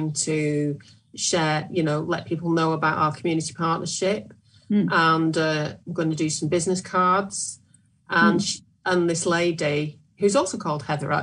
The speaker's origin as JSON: {"language": "English", "town": "Sale", "region": "North West England", "country": "United Kingdom", "tie": "born or raised there", "said": "I'm working in my hometown at the moment in Sale"}